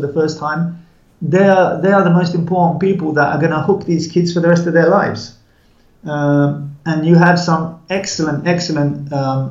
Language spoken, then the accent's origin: English; England, United Kingdom; moved away; also born or lived in India; although I'm English, I've been away for a long time